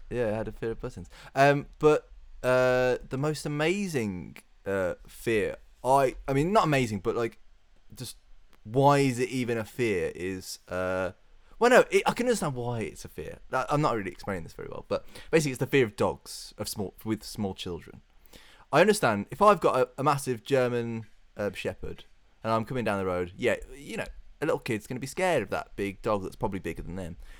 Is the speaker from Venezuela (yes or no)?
no; United Kingdom; I'd rather live in the U K because it's my hometown, uh, my home, uh, island